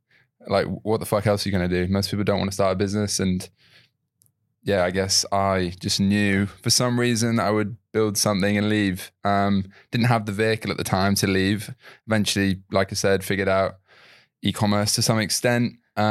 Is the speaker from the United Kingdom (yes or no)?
yes; York, Yorkshire and the Humber, United Kingdom; So I'm from York. I've lost the accent. Okay. I'm from York, which if you're not from the UK, you probably won't know. Old York, not New York, I guess.